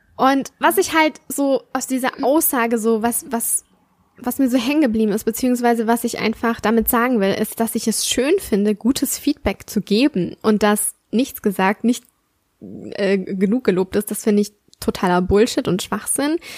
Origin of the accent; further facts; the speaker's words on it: Southern Germany, Germany; Bei uns im Süden